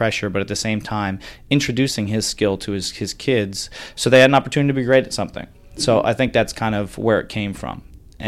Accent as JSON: {"language": "English", "area": "Long Island", "region": "New York", "country": "United States", "tie": "born or raised there", "said": "New York guy, growing up on Long Island, one of five kids, big family"}